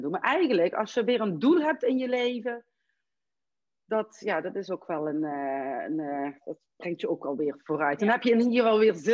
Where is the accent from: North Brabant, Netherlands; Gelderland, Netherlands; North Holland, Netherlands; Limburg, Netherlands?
North Holland, Netherlands; Amsterdam; je hoort dat ik uit Amsterdam kom, dus hè, voor, voor mij was dat ook in het begin eh, heel, heel